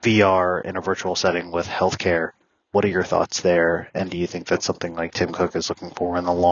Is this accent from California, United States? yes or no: no; Fort Lauderdale, Florida, United States; now in Tampa, United States; I'm based out of Tampa, Florida, born and raised in South Florida in the Fort Lauderdale, kind of Broward area.